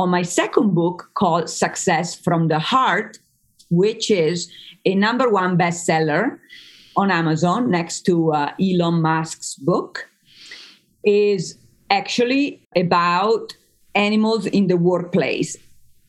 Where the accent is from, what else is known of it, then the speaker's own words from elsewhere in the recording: Emilia-Romagna, Italy; English is a second language; moved away as an adult; now in United States; I grew up in Italy for the first 20 years of my life